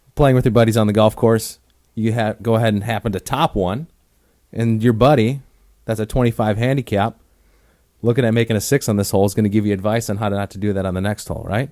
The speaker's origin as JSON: {"language": "English", "town": "Oconomowoc", "region": "Wisconsin", "country": "United States", "tie": "born or raised there", "moved": "yes", "lives_now": "Arizona, United States", "said": "growing up in Wisconsin, if I wanted to hit balls in the wintertime, I'd have to drive thirty minutes into Milwaukee from Oconomowoc"}